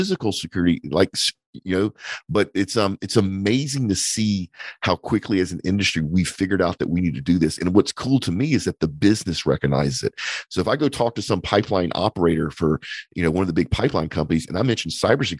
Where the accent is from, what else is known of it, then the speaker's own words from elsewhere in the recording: United States; as an American